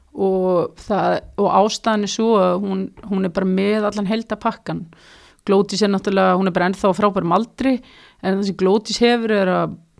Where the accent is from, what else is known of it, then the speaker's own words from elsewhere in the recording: Iceland; moved away as an adult; now in Kristianstad, Sweden; sem bara Íslendingur